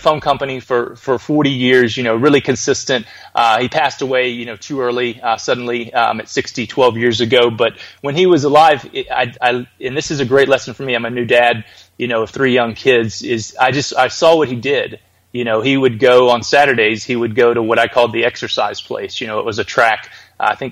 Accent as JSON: {"language": "English", "town": "Birmingham", "region": "Alabama", "country": "United States", "tie": "born or raised there", "said": "I was born in Birmingham, Alabama"}